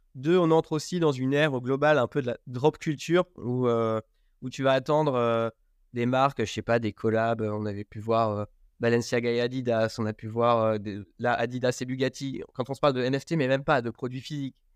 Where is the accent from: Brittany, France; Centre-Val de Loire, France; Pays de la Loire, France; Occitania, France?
Centre-Val de Loire, France; Berry; moved away as an adult; Je viens du Berry, où je suis retourné vivre à mi-temps. j'ai grandi ici avec mon frère